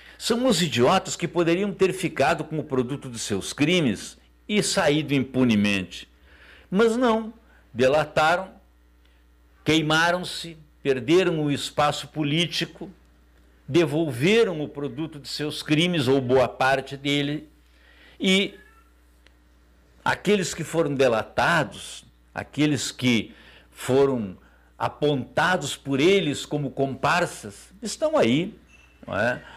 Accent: Brazil; como brasileiro

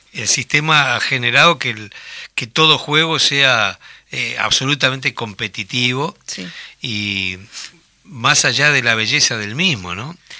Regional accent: Tacuarembó, Uruguay; Yo recuerdo que en mi pueblo, en Tacuarembó, las vacaciones eran jugar fútbol

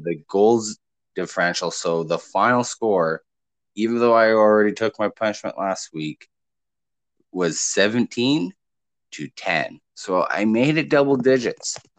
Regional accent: Canada; me being Canadian

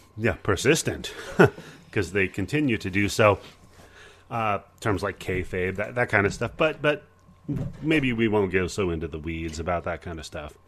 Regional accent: Pacific Northwest, United States; I grew up in the Pacific Northwest, so I was, uh, part of the whole Portland wrestling thing

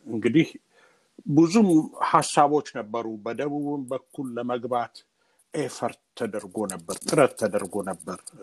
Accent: Gondar, Amhara, Ethiopia; moved away as an adult; ወዳደግኩበት አካባቢ አዘዞ ጎንደር አካባቢ ሂጄ ስለነበር የኖርኩባትን ያደግኩባትን ቤት ሁሉ ስላየሁት

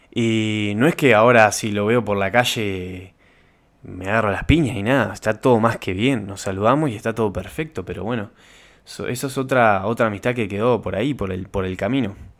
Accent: Uruguay; Como uruguayo

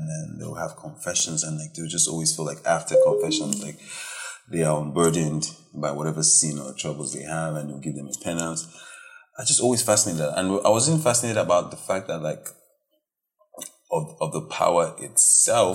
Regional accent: Warri, Delta, Nigeria; I'm from Delta State, Warri, only boy, first boy.

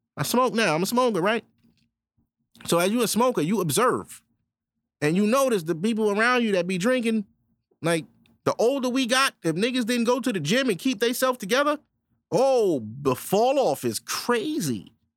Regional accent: New York City, New York, United States; I'm from Brooklyn, New York, born and raised.

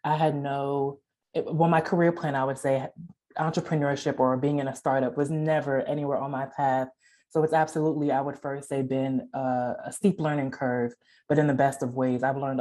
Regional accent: New Jersey, United States; moved away as an adult; now in Memphis, United States; we're originally from Jersey

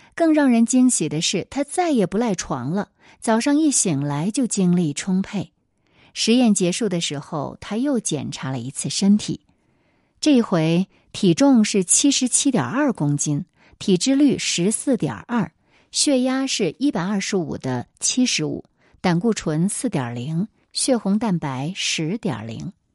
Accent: China; 我们中国人

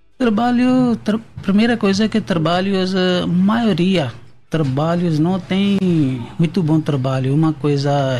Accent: Pakistan; Portuguese is a second language; moved away as an adult; now in São Paulo, Brazil

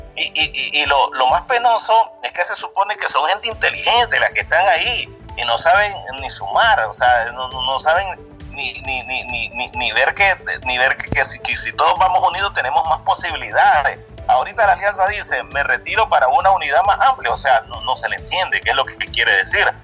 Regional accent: Camoapa, Boaco, Nicaragua; Yo soy de Camuapa, en el departamento de Puaco

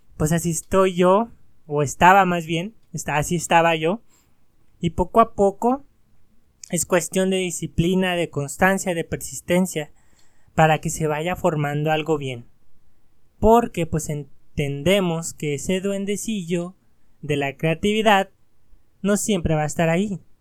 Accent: Mexico; sí tenemos mucha cultura como mexicanos.

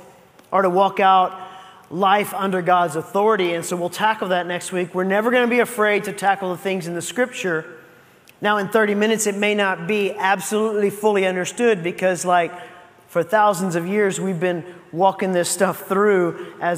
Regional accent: United States; as an American

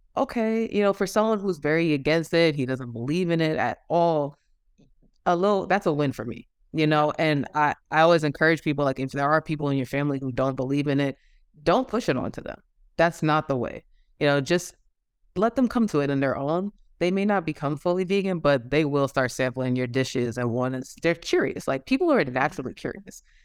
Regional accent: New York, United States; moved away as an adult; now in Georgia, United States; I'm originally from New York, but I am currently living in Georgia

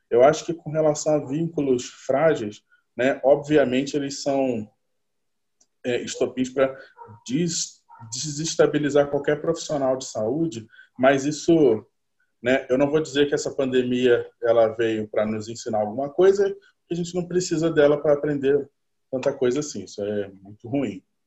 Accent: Rio de Janeiro, Brazil; eu sou do Rio de Janeiro

